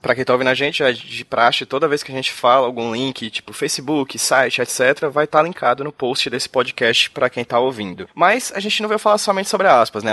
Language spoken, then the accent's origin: Portuguese; Ceará, Brazil; Hoje eu estou aqui no Ceará, minha terrinha